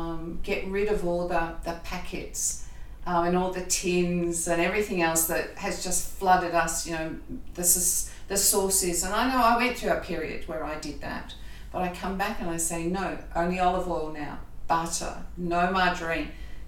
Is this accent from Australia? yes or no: yes; Australia; accent: Australian; But my impediment is my Australian accent.